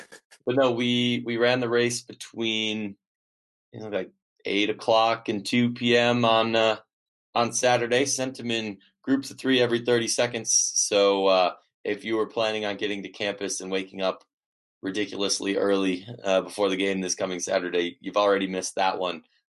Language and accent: English; Midwest, United States; moved away; I'm a Midwesterner